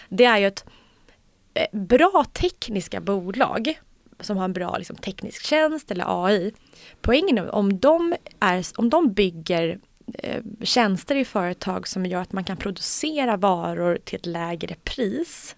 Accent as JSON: {"language": "Swedish", "country": "Sweden", "said": "vi svenskar"}